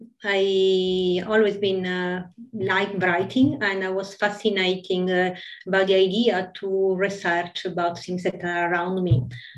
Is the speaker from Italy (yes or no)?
yes; Italy; English is a second language; In Italy.